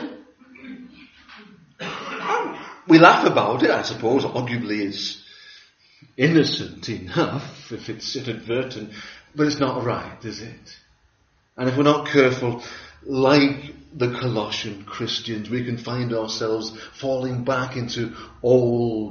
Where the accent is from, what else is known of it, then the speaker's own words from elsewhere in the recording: Liverpool, North West England, United Kingdom; Growing up in Liverpool